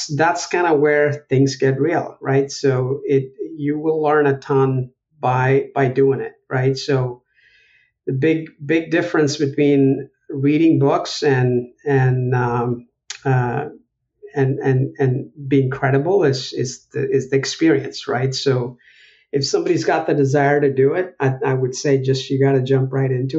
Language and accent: English; Chennai, Tamil Nadu, India; moved away as an adult; also born or lived in Buffalo, New York; now in United States; I was born in Madras in India, in South India